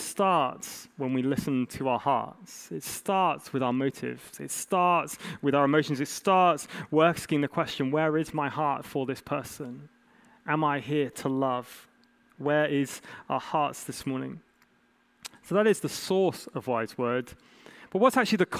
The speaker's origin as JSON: {"language": "English", "region": "England", "country": "United Kingdom", "said": "As an English man"}